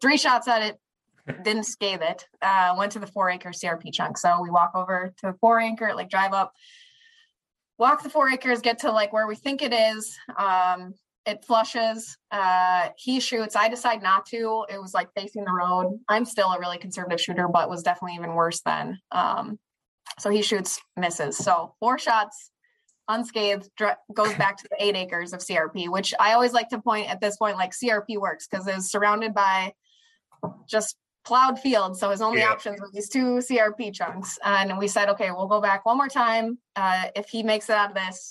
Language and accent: English; Minneapolis, Minnesota, United States; I'm from the Twin Cities of Minnesota